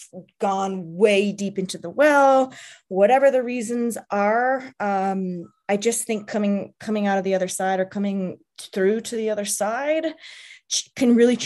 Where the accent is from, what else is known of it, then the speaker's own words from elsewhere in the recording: Southwest, United States; I'm from the desert, I'm from the Southwest